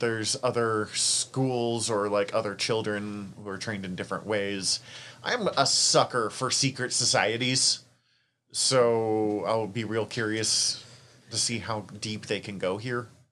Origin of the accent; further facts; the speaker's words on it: Montana, United States; accent: Montana; my Montana accent